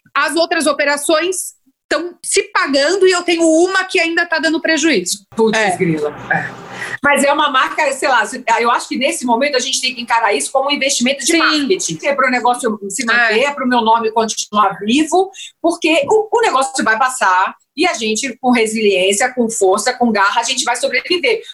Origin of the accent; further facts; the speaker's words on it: Ilhabela, São Paulo, Brazil; moved away as an adult; now in São Paulo, Brazil; nasci em São Paulo, mas morei a vida inteira na Ilha Bela